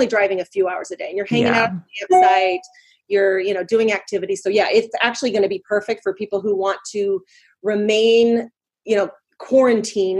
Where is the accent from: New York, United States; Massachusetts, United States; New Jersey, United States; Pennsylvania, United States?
New Jersey, United States; Fair Haven; my hometown of Fairhaven, New Jersey